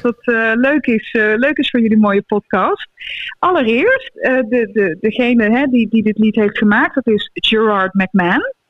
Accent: North Brabant, Netherlands; ik kom uit het, eh, uit het Brabantse land

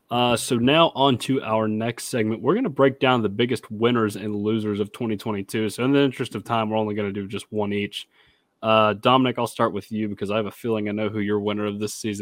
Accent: Nashville, Tennessee, United States; I'm from Nashville

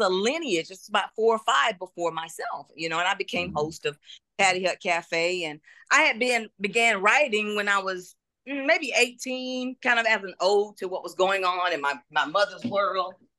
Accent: Augusta, Georgia, United States; moved away as an adult; now in Atlanta, United States; I'm originally from Augusta, Georgia

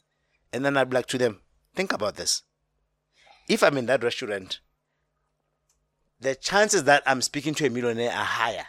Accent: Soweto, Gauteng, South Africa; I grew up in Soweto all my life.

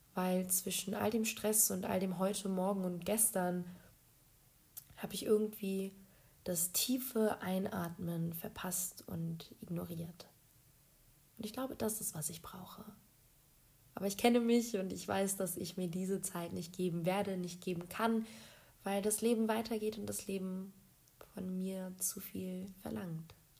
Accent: Berlin, Germany; moved away as an adult; now in Poland; ich bin eine geborene Berlinerin

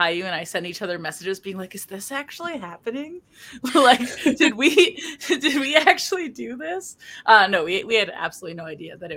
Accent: Vancouver, British Columbia, Canada; I am from Vancouver, British Columbia

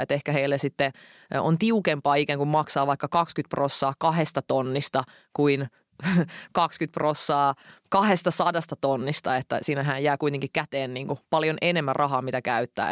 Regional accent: Finland; Silloin kun me muutettiin Suomeen, mä olin silloin kahdeksanvuotias

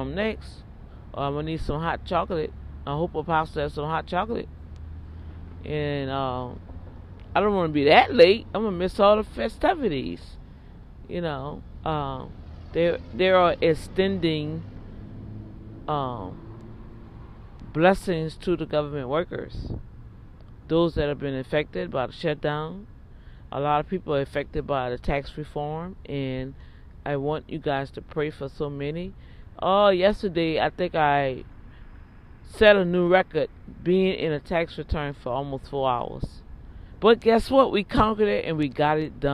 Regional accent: New Orleans, Louisiana, United States; I'm from New Orleans

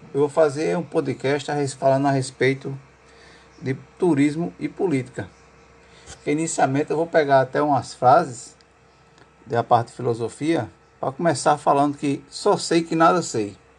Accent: João Pessoa, Paraíba, Brazil; sou de João Pessoa, aluno de turismo da UFPB

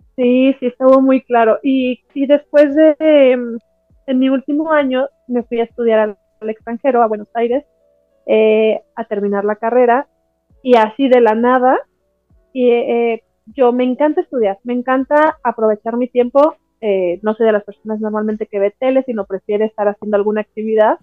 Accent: Morelia, Michoacán, Mexico; yo soy de Morelia, ¿no? En Morelia, Michoacán

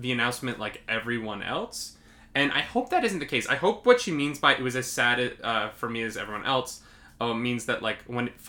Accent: New York, United States; as a New Yorker

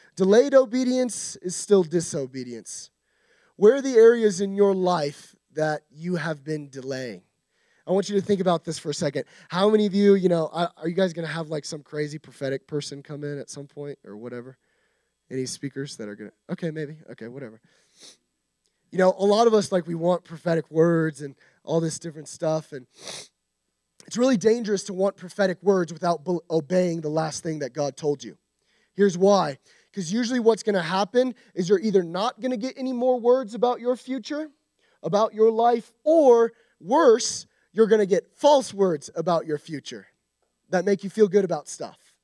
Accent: United States; we as American Christians

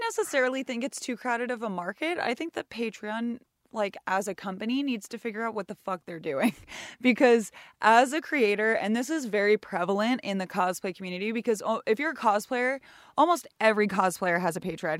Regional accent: Sonoma County, north of the San Francisco Bay Area, California, United States; moved away as an adult; now in Seattle, United States; I am born and raised in the, uh, just north of the San Francisco Bay Area

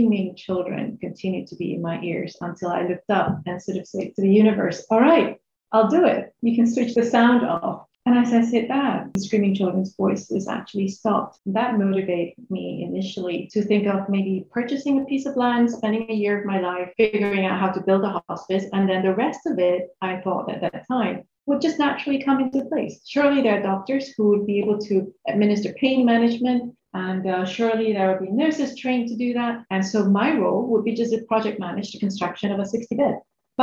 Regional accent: Singapore; also born or lived in Medan, Indonesia / Australia; I grew up here in Singapore. I was born in Indonesia, in Medan. And I moved here when I was about 11 and started schooling here.

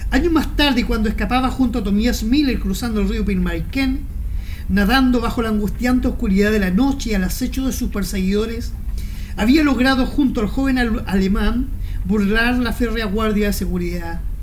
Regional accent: Talca, Maule, Chile; vuelvo a Talca, porque Talca es mi ciudad natal, digamos, es, mi trueno querido. Pero yo he hecho muy poca residencia en Talca.

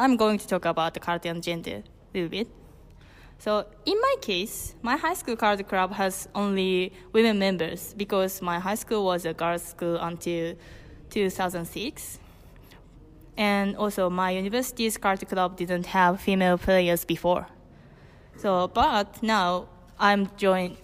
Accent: Hokkaido, Japan; English is a second language; I'm from Hokkaido, Japan

